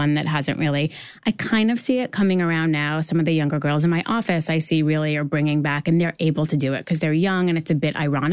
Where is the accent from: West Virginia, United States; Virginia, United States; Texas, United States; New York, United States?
New York, United States; I grew up in New York